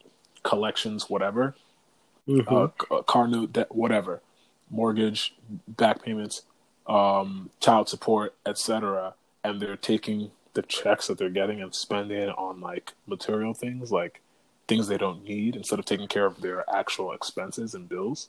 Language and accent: English; Connecticut, United States; growing up in the Connecticut school system